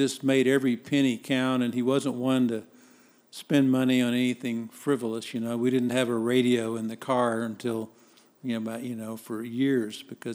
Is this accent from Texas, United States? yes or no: yes; Dallas, Texas, United States; also born or lived in Biloxi, Mississippi; I was basically raised in Dallas and consider myself a Dallasite.